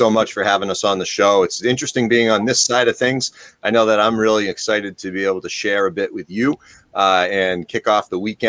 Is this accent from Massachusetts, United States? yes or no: yes; Dudley-Charlton, Massachusetts, United States; bring them into my hometown district